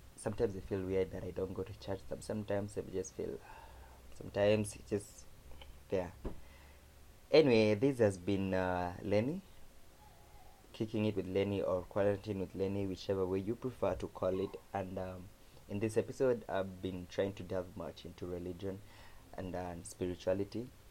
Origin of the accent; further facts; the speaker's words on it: Kamba, Ukambani, Kenya; accent: Kamba; my Kamba accent